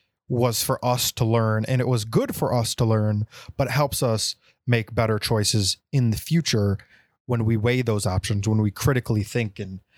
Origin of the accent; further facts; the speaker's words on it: Texas, United States; born there; I was born in Texas, y'all.